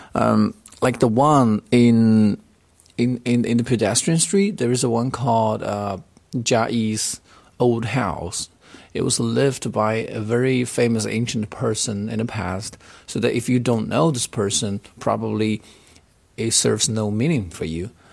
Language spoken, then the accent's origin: English; Changsha, Hunan, China; English is a second language; I come from Changsha in Hunan province